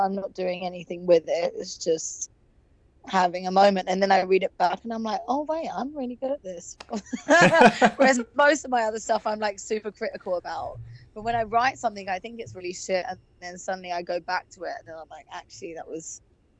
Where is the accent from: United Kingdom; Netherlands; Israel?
United Kingdom; England; now in Los Angeles, United States; I've still never had therapy or anything because I'm so English. But I think now that I've lived in LA for so long